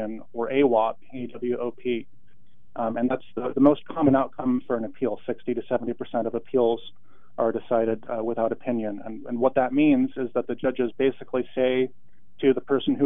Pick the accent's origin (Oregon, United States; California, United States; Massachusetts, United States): Oregon, United States; Portland; also born or lived in Walla Walla, Washington / Washington, D.C. / Salem, Oregon; I grew up in Portland in the Montevilla neighborhood, which kind of straddles northeast and southeast along 82nd.